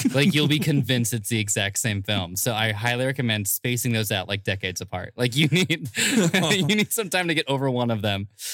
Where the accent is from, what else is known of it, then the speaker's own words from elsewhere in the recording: Bay Area, California, United States; now in Los Angeles, United States; I'm originally from the Bay Area